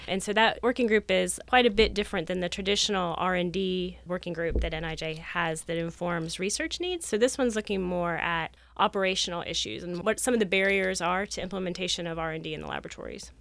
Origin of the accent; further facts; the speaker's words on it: Ohio, United States; moved away as an adult; also born or lived in Florida; I grew up in Ohio